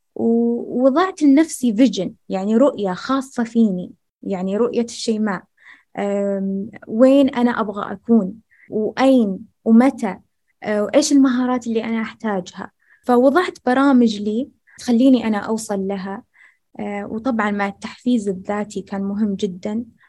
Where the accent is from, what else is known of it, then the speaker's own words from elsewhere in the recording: rural Al-Ahsa, Eastern Province, Saudi Arabia; أني أنا من المملكة العربية السعودية وقدمت من أرياف الأحساء